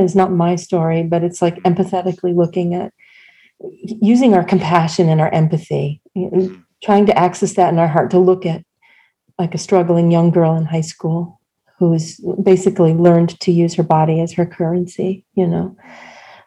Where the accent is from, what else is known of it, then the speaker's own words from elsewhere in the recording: Rockport, Massachusetts, United States; I grew up in Rockport, Massachusetts